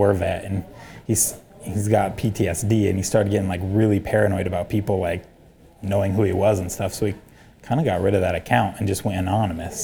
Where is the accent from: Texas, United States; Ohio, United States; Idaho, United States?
Idaho, United States; I'm from Redneckville, Idaho. That's not its actual name